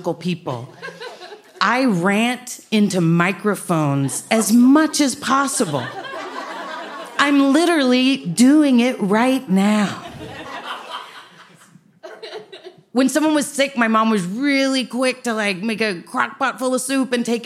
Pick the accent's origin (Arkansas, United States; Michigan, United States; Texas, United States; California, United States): Texas, United States; Dallas; also born or lived in Austin, Texas; I'm from Dallas